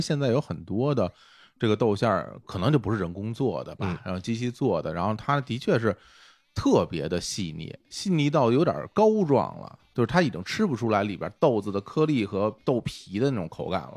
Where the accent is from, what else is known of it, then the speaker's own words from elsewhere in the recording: Beijing, China; 因为我小时候住在北城啊，就是住在朝阳区啊